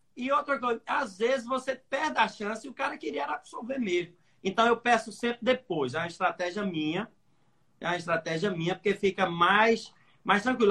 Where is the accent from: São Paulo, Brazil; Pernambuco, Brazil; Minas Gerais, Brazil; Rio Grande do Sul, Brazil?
Pernambuco, Brazil; now in Recife, Brazil; Eu sou aqui do Nordeste, Sou de uma cidadezinha bem pequenininha, 20 mil habitantes aqui no interior de Pernambuco. Vim estudar na capital e por aqui fiquei